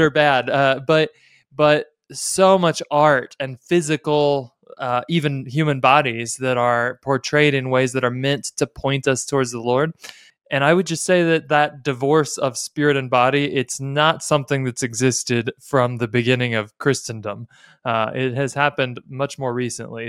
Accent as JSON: {"language": "English", "country": "United States", "said": "as American evangelicals"}